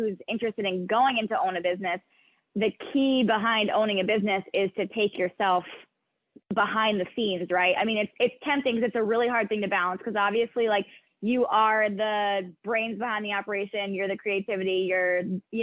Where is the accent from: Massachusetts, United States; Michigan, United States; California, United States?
Massachusetts, United States; Beverly; I'm actually from the Beverly area, growing up